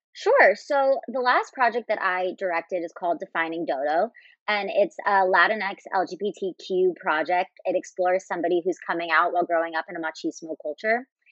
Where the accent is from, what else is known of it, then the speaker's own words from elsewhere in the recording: Philadelphia, Pennsylvania, United States; moved away as an adult; also born or lived in Los Angeles, California; I'm from the Philadelphia area